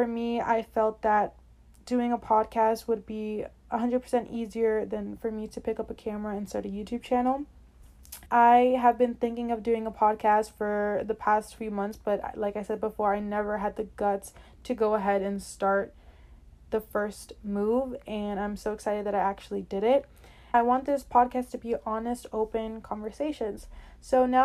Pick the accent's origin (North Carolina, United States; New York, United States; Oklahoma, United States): New York, United States; New York City; also born or lived in Brooklyn; I was born in Brooklyn, then moved to Queens for most of my childhood, 11 to 12 years, and have been living here in New York since then